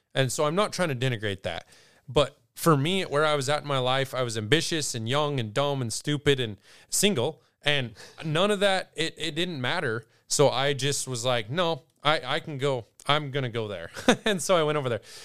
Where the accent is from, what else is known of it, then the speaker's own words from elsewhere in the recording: Douglas, Wyoming, United States; also born or lived in Lusk, Wyoming; I grew up near Douglas, Wyoming